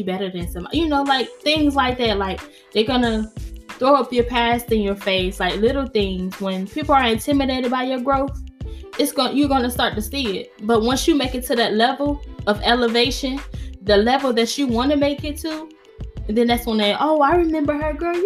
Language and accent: English; New York, United States; accent: New York; My New York accent came out